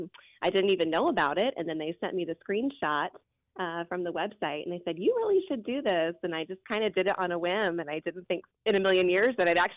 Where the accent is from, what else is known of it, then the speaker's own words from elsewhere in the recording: Jacksonville, Florida, United States; also born or lived in Virginia / Fernandina Beach; I was born in Virginia, but we moved here when I was two. So Jacksonville is definitely my home. I recently moved up to Fernandina Beach, but I still live in Jacksonville a whole lot.